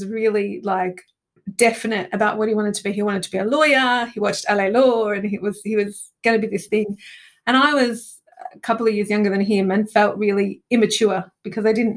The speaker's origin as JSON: {"language": "English", "country": "Australia", "also_born_or_lived": "Italy", "moved": "as an adult", "lives_now": "London, United Kingdom", "said": "being Australian and coming to the UK"}